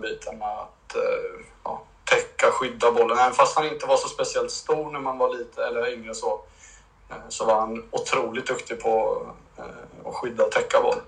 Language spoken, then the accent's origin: Swedish; Linköping, Östergötland, Sweden; jag är från Linköping